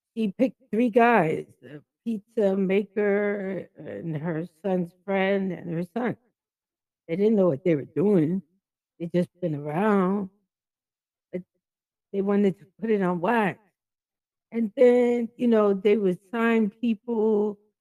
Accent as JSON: {"language": "English", "country": "Jamaica", "said": "I'm Jamaican"}